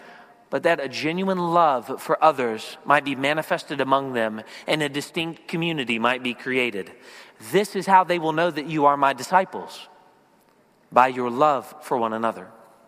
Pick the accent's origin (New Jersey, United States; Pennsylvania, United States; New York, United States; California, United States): Pennsylvania, United States; Philadelphia; I'm from the Philadelphia area